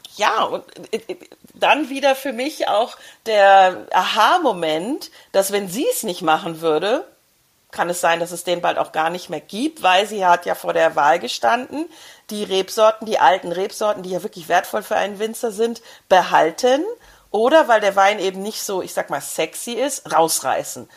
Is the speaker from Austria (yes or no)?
yes; Brixental, Tyrol, Austria; bei uns in Brixental